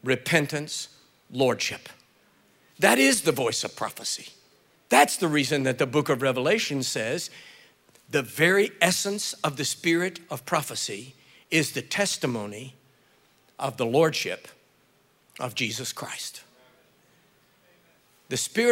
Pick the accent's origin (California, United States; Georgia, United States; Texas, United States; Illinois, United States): Texas, United States; East; I was born in the Republic of Texas